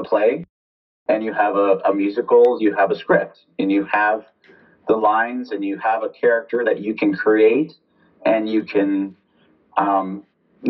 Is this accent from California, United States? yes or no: yes; Half Moon Bay, California, United States; moved away as an adult; also born or lived in New York City; now in Chicago, United States; Where I grew up in Half Moon Bay, there were not a lot of people that looked like me.